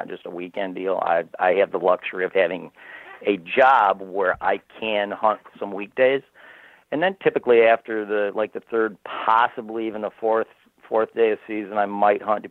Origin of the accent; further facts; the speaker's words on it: Michigan, United States; I'm from Michigan, which is the most heavily bow-hunted state in the country